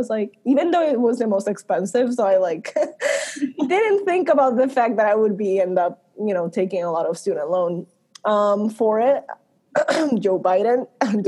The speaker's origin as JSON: {"language": "English", "country": "Puerto Rico", "tie": "born or raised there", "said": "I grew up in Puerto Rico."}